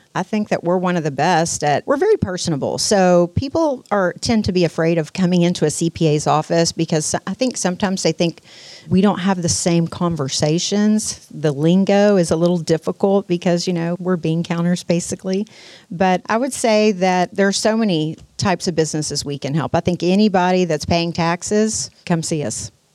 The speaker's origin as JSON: {"language": "English", "town": "Pasadena", "region": "Texas", "country": "United States", "tie": "born or raised there", "also_born_or_lived": "Houston", "said": "I grew up in Pasadena, and I've been all over Houston since then."}